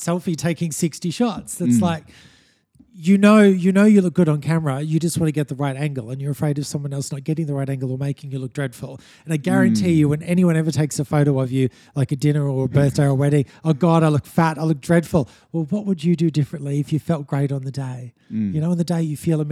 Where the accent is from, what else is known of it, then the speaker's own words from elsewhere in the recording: Sunshine Coast, Queensland, Australia; also born or lived in Sydney; I grew up on the Sunshine Coast, born in Sydney, raised on the Sunshine Coast from the age of 5 or 6.